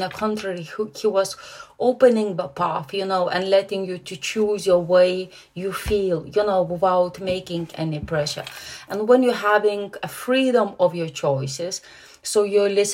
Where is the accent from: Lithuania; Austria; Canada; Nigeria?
Lithuania; moved away as an adult; also born or lived in Germany; now in England; I'm Lithuanian, because I was born in Lithuania